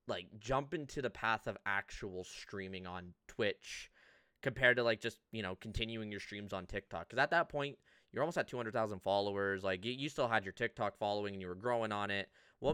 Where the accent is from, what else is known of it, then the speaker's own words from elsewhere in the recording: Toronto, Ontario, Canada; Being from Toronto, LA was just, you know, kind of the bougie Toronto.